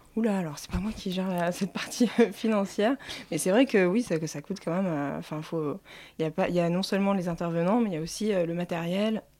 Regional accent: Provence-Alpes-Côte d'Azur, France; accent: Hautes-Alpes; mon accent des Hautes-Alpes

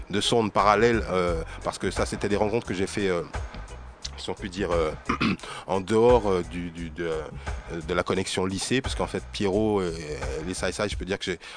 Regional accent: Martinique; j'ai ensuite pu voir la réalité de ce mouvement, de ce que ça représentait en Martinique.

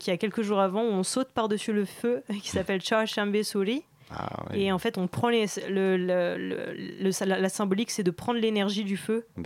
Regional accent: Iran; also born or lived in France; je viens donc de l'Iran et de la France.

